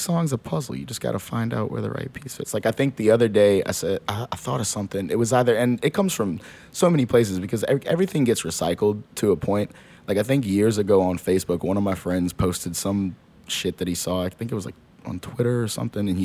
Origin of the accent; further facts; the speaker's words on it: New Orleans, Louisiana, United States; also born or lived in Texas; I grew up in Gentilly, right off of what was it, Fillmore and Elysian Fields